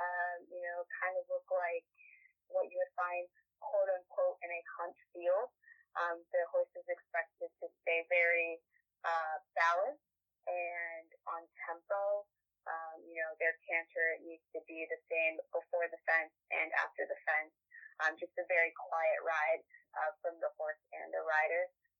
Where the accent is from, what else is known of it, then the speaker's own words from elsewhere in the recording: Fayetteville, North Carolina, United States; also born or lived in Fort Drum, New York; I was originally born here, but I'm a military child, like most people from Fayetteville. So, I grew up on Fort Bragg and in New York, on Fort Drum base.